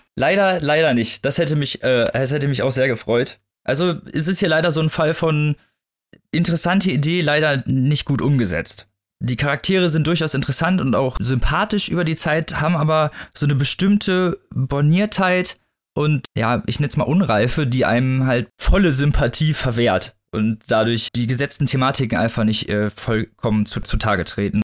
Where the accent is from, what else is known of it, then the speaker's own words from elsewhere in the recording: Northern Germany, Germany; Also ich bin ja in, in nördlicheren Gefilden groß geworden